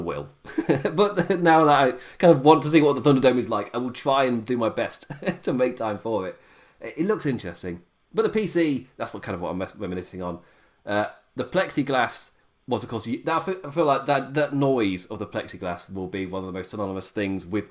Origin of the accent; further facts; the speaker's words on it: England, United Kingdom; I'm English